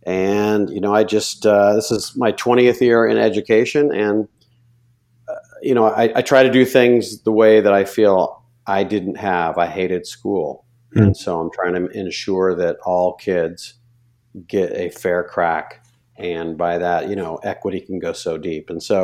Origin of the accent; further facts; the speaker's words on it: Davis, California, United States; I grew up in Davis, California. And at the time, it was just a small little college town, kind of bloomed and blossomed.